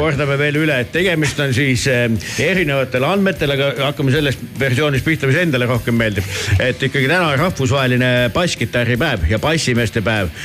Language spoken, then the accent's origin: Estonian; Tallinn, Harju County, Estonia; olen kasvanud eh, Nõmmel suusahüppetorni kõrval